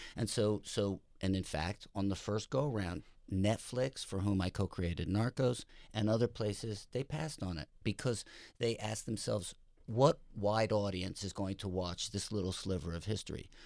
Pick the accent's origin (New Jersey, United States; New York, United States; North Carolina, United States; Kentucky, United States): New Jersey, United States; Teaneck; All right, I grew up in Teaneck, New Jersey.